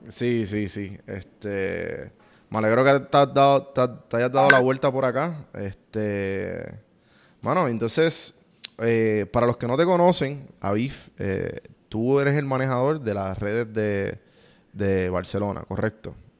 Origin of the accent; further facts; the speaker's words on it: Puerto Rico; moved away as an adult; now in United States; yo me crié en Puerto Rico